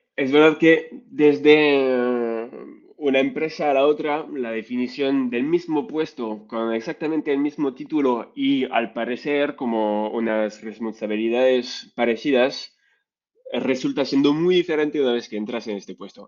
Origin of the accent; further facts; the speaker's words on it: France; accent: French; Spanish is a second language; moved away as an adult; also born or lived in Vietnam; now in Spain; soy francés, como lo vais a escuchar con mi acento bastante fuerte y mi español a veces un poco, un poco débil